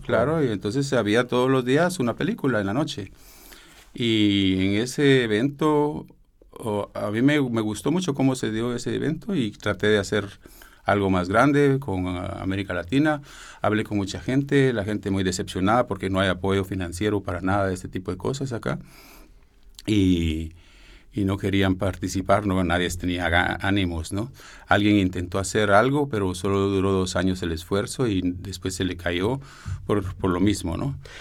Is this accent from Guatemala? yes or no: yes; Guatemala; Yo soy guatemalteco, pero de madre mexicana